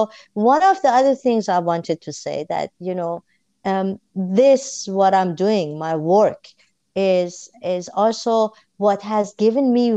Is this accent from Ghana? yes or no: no; Tehran, Tehran Province, Iran; moved away; I'm a born and bred Tehrani. I'm coming from Iran.